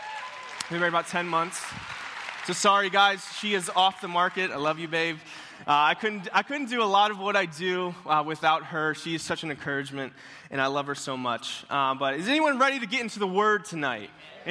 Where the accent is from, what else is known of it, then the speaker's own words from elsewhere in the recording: Tallahassee, Florida, United States; moved away; And also, I am from Tallahassee. So I don't know if you guys know where Tallahassee is. It's kind of the capital of Florida.